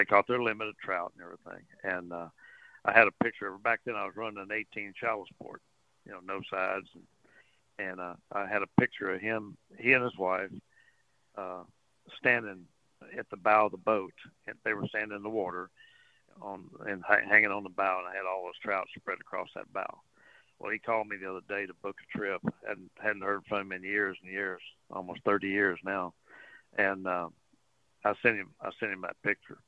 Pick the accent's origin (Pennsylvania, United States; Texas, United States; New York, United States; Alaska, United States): Texas, United States; Port Arthur; moved away as an adult; now in Port O'Connor, United States; I grew up in Port Arthur fishing Sabine Lake